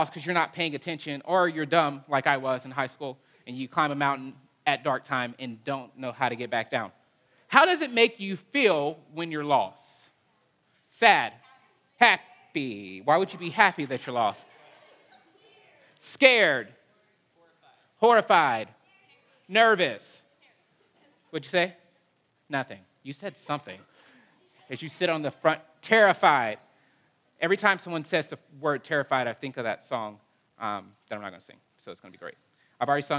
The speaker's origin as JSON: {"language": "English", "town": "Huntsville", "region": "Alabama", "country": "United States", "tie": "born or raised there", "said": "growing up in Alabama"}